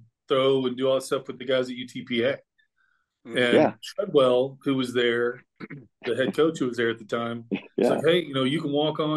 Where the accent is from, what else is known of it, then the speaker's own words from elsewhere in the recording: Deer Park, Texas, United States; I'm from Deer Park High School